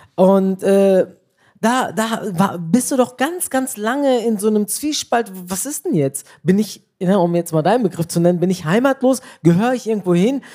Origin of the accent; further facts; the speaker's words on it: Bielefeld, North Rhine-Westphalia, Germany; moved away as an adult; also born or lived in Turkey; now in Cologne, Germany; meine Eltern stammen aus der Türkei, ich bin in Bielefeld geboren